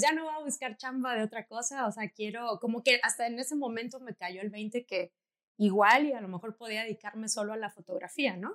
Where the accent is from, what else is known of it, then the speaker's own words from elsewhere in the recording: Tabasco, Mexico; yo soy de Tabasco, en la Universidad de Tabasco daban un diplomado de foto y fui a preguntar, pero era muy chiquita, tenía como 12 años